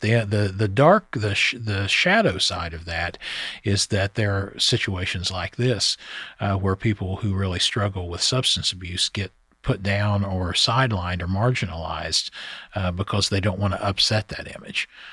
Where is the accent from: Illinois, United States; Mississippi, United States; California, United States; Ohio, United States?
Ohio, United States; Scioto County; I grew up in Sauda County, Ohio